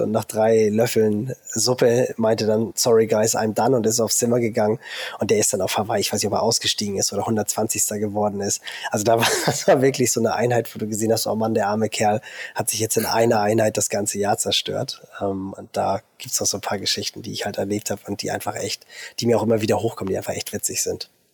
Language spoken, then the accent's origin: German; Germany; bei uns in Deutschland